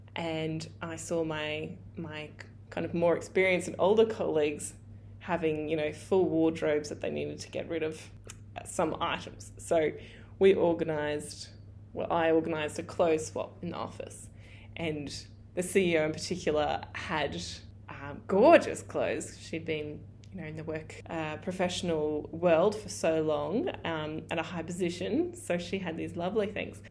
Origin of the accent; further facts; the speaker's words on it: regional Queensland, Australia; my hometown in regional Queensland